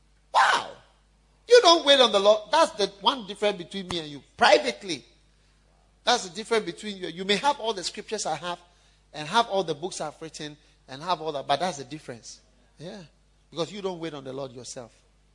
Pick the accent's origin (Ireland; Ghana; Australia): Ghana; Osu, Greater Accra; And I come from Osu.